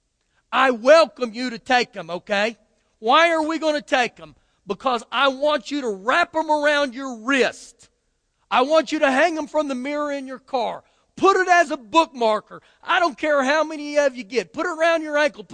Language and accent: English; United States; as an American